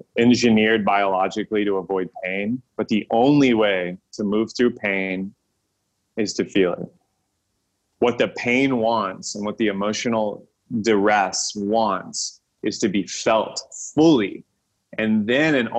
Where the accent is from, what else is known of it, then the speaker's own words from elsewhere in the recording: Texas, United States; moved away as an adult; also born or lived in California; leaving my home state of Texas, moving to California